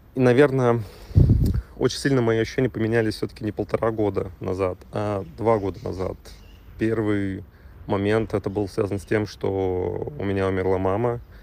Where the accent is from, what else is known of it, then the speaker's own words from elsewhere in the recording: Russia; moved away as an adult; now in Montenegro; уезжать в Россию, а, так сказать, домой